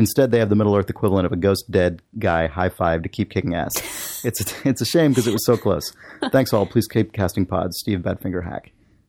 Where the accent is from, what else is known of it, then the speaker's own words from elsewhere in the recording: Canada; Since I grew up in Canada, I don't know a ton about my Mexican heritage, but my dad was always proud of his native background